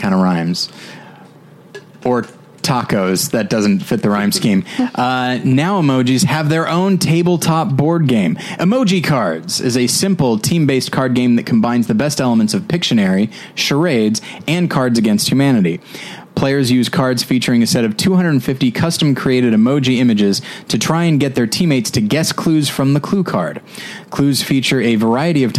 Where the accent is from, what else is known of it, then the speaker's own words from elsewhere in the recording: Taft, California, United States; In Taft, my actual hometown, I say Bakersfield area.